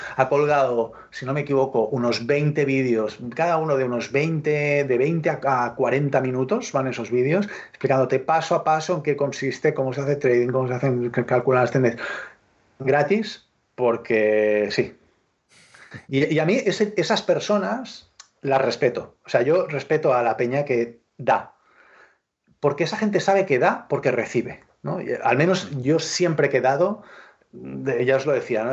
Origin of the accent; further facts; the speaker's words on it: L'Hospitalet de Llobregat, Catalonia, Spain; yo soy de Hospitalet, o sea, Hospitalet Hospitalet es una ciudad satélite, de, satelital, es una ciudad satelital de Barcelona